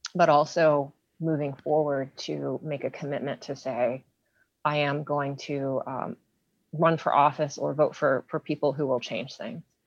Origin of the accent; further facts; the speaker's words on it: Hopewell Township, Pennsylvania, United States; now in Pittsburgh, United States; I grew up in Beaver County. I grew up in Hopewell Township